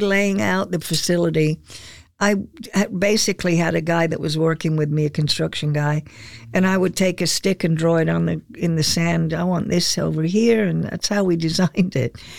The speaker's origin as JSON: {"language": "English", "region": "England", "country": "United Kingdom", "tie": "born or raised there", "moved": "yes", "lives_now": "Sarasota, United States", "said": "I was born in England. And I remember the GIs as I was a kid growing up, they were still in England"}